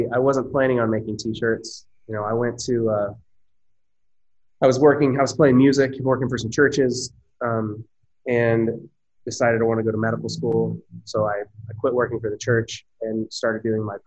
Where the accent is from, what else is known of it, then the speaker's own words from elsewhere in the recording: Eufaula, Oklahoma, United States; moved away as an adult; now in Oklahoma City, United States; we have a store in Eufaula, which is my hometown.